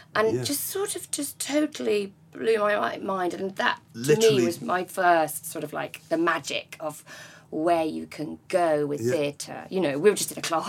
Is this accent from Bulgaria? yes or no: no; Essex, East of England, United Kingdom; I'm from Essex